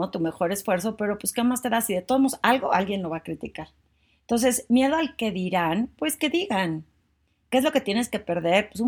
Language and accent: Spanish; Torreón, Coahuila, Mexico; now in Mexico City, Mexico; como yo cuando me vine de Torreón a la Ciudad de México, pues no me dio miedo, sentía emoción, una nueva vida